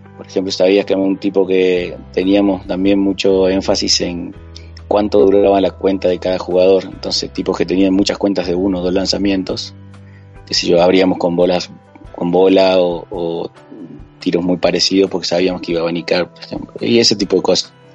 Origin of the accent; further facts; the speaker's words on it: Salta, Argentina; also born or lived in Córdoba, Argentina; como decimos en Salta